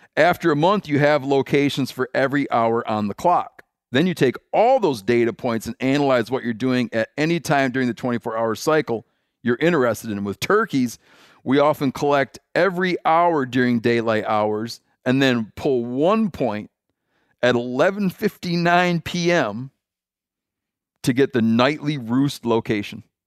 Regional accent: Michigan, United States; I grew up in Michigan and I graduated high school in nineteen ninety-two

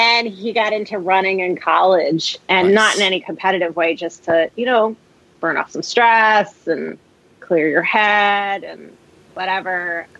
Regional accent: New Jersey, United States; now in Marlborough, United States; So I live in Marlborough, Massachusetts, which is a suburb outside of Boston. It's in the Metro West area, maybe 45 minutes west of Boston. But I'm not originally from here. I'm originally from outside of Manhattan in New Jers

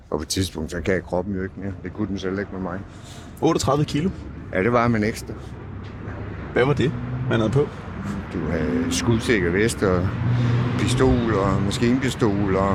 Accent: Stockholm, Stockholm County, Sweden; er fra Stockholm. Der gør vi det.

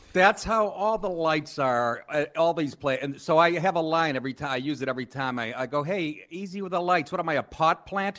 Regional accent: Boston, Massachusetts, United States; moved away as an adult; also born or lived in Maine / Los Angeles / New York; I grew up in Boston

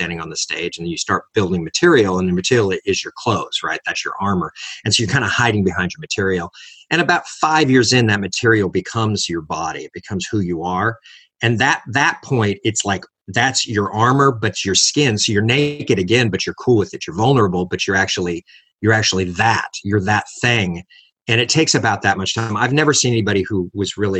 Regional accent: Los Angeles, California, United States; I was raised in Los Angeles, born in Los Angeles.

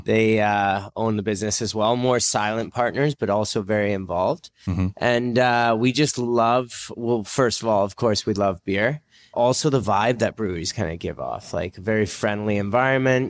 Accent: North Shore, British Columbia, Canada; we're all from North Shore

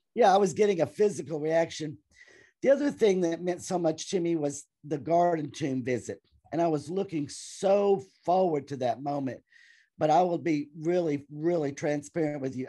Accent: Clarksville, Tennessee, United States; I am from Clarksville, Tennessee.

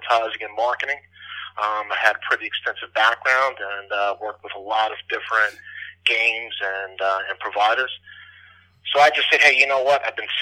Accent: Long Island, New York, United States; every single year growing up on Long Island, I had family up in the Boston area

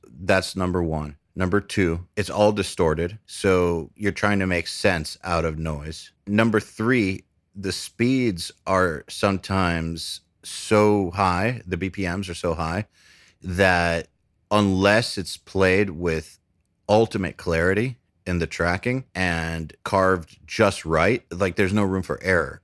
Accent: Atlanta, Georgia, United States; also born or lived in Cleveland, Ohio; I was born in Cleveland, and then we moved to Atlanta

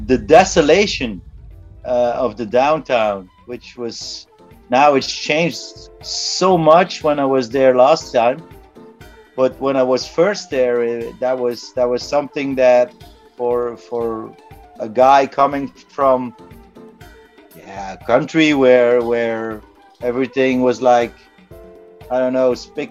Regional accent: Belgium; I'm based in Ghent, Belgium. I was born in Belgium as well.

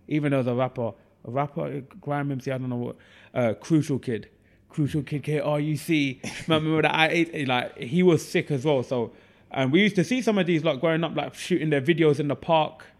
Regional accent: Ilford, London, United Kingdom; also born or lived in East Ham; I grew up in Ilford, hence the alter ego of Ilford's finest

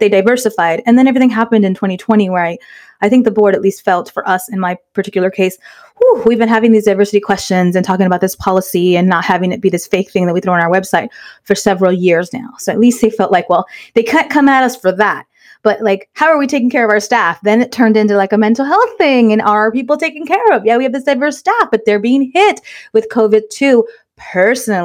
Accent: Inglewood, California, United States; We were raised in Inglewood

